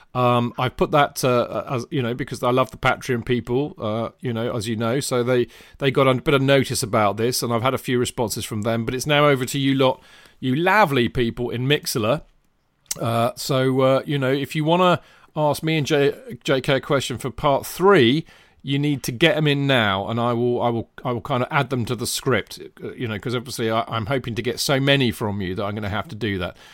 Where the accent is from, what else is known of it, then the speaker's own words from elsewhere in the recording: England, United Kingdom; me and … are, in fact, English